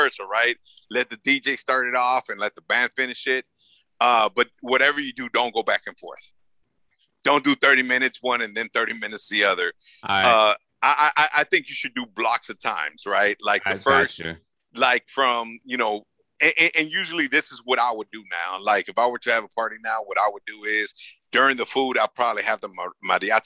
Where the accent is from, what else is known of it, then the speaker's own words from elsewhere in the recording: Los Angeles, California, United States; I'm a kid from South LA, right? South Central LA.